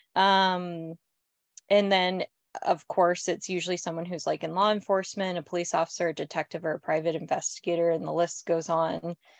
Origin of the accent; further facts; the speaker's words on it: California, United States; moved away as an adult; also born or lived in New York; I'm from California and I lived in New York for a decade